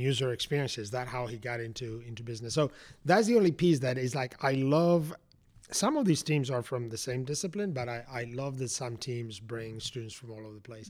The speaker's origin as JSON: {"language": "English", "town": "Madrid", "region": "Community of Madrid", "country": "Spain", "tie": "born or raised there", "moved": "as an adult", "lives_now": "Atlanta, United States", "said": "I grew up in Spain. I went to college in Spain"}